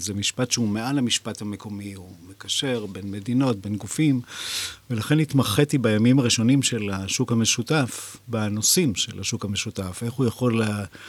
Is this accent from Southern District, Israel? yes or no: no; Jerusalem, Jerusalem District, Israel; גדלתי בירושלים